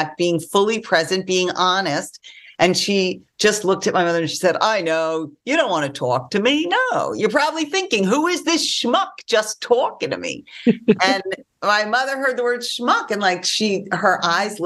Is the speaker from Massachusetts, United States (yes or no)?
no; New York, United States; now in Los Angeles, United States; I'm from New York